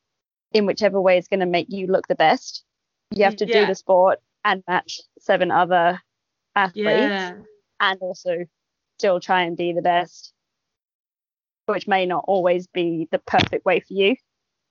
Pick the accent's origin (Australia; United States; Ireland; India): Australia; Sydney, New South Wales; now in Perth, Australia; I grew up in Sydney, and I moved here for the Olympics.